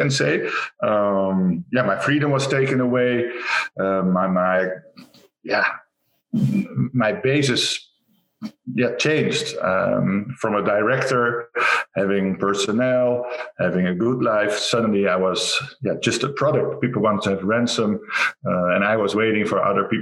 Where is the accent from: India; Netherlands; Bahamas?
Netherlands; Rotterdam, South Holland; from the Netherlands, Rotterdam.